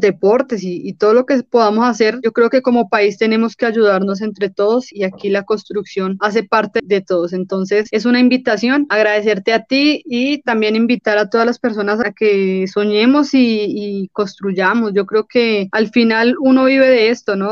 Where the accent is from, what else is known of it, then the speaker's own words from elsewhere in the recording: Colombia; porque somos colombianos